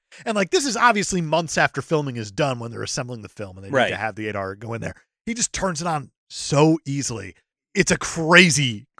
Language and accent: English; New Jersey, United States; I'm from Jersey.